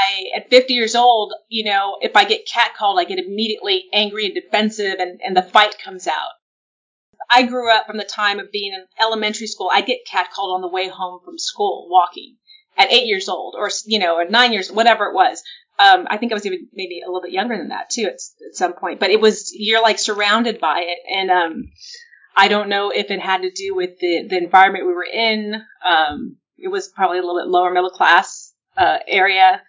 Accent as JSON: {"language": "English", "town": "San Antonio", "region": "Texas", "country": "United States", "tie": "born or raised there", "said": "I grew up in San Antonio, Texas"}